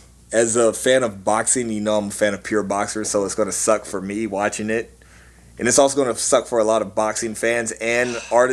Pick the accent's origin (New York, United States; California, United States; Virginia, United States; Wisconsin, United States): Virginia, United States; now in Seattle, United States; he's from my hometown, my home state of VA.